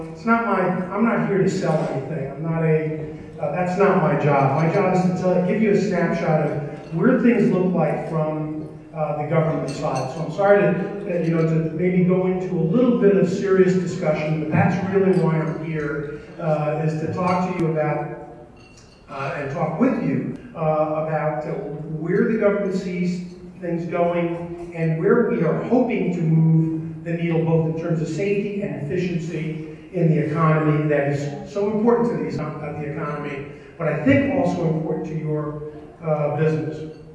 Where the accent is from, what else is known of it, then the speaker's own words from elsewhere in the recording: New York, United States; because I'm originally from New York, and I had the opportunity when I was the motor vehicle commissioner there